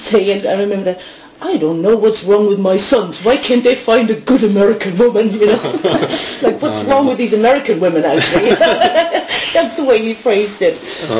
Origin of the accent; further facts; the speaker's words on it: Schweinfurt, Bavaria, Germany; English is a second language; moved away as an adult; also born or lived in Maryland, United States / Spokane, Washington, United States / Japan; in Franconia, in my hometown, Schweinfurt, in northern Bavaria.